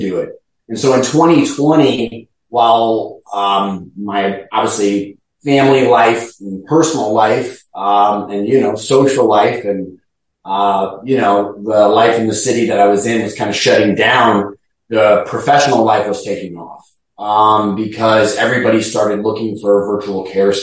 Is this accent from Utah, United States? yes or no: no; Chicago, Illinois, United States; also born or lived in Cincinnati, Ohio / Tampa, Florida; now in St. Petersburg, United States; I'm originally from Chicago